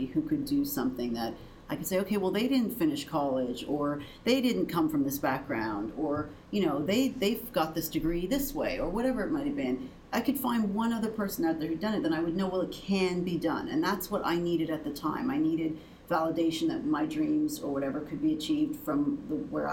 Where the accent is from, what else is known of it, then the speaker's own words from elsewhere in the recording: Canada; I'm Canadian